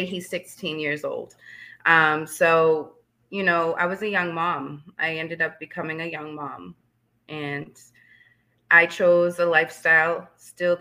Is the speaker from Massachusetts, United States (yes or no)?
yes; Leominster, Massachusetts, United States; also born or lived in Fitchburg, Massachusetts; I was born in Fitchburg, Massachusetts, and raised in Leominster